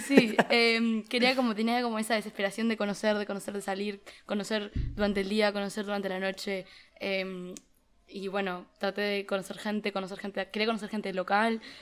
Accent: Uruguay; moved away as an adult; also born or lived in United States / Philadelphia; now in Barcelona, Spain; soy de Uruguay, o sea, crecí, nací allí y estoy estudiando en Estados Unidos desde el 2019, pero vine de intercambio este semestre a Barcelona

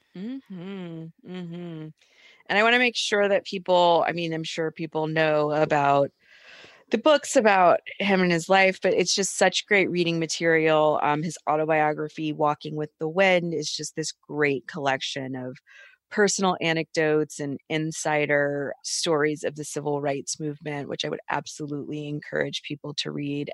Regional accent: Atlanta, Georgia, United States; I'm from Atlanta

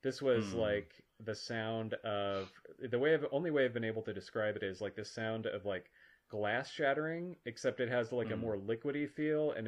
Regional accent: Minnesota, United States; I grew up in Minnesota

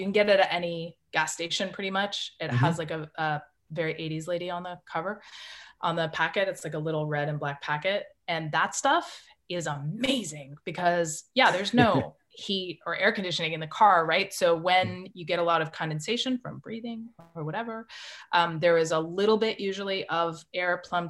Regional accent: Canada; accent: Canadian; But my Canadian accent is, it comes back if I've had a couple drinks, if I'm with Canadians

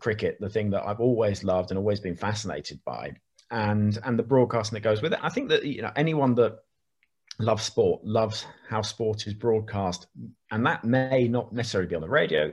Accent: Oxford, South East England, United Kingdom; Growing up in Oxford

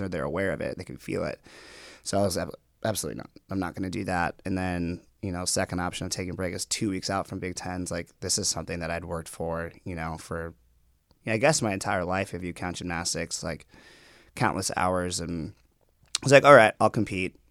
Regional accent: Minnetonka, Minnesota, United States; born or raised there; also born or lived in Guatemala

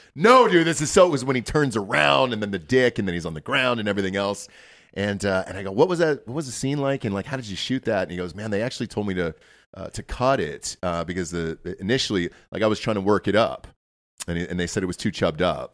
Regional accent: Georgia, United States; I'm from Georgia

